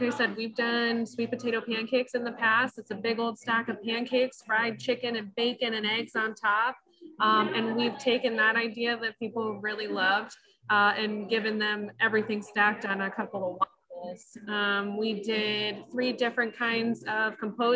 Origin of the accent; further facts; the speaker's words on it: Michigan, United States; moved away as an adult; also born or lived in Denver; now in Grand Rapids, United States; I actually am born and raised in Michigan, so I'm so happy to be back